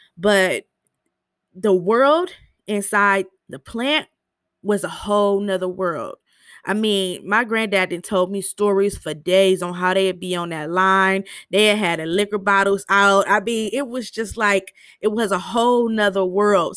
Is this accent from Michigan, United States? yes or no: yes; Michigan, United States; I'm from Michigan